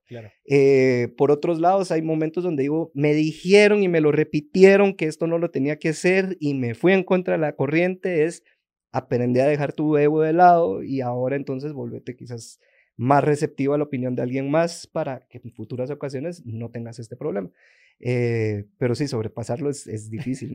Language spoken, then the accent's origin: Spanish; Guatemala; todos los emprendedores, sobre todo guatemaltecos o centroamericanos